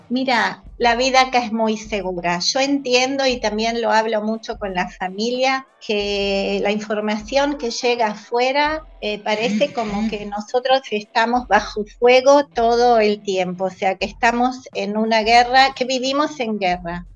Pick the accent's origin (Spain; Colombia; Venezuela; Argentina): Argentina; moved away as an adult; now in Israel; acá en el kibutz somos unos cuantos argentinos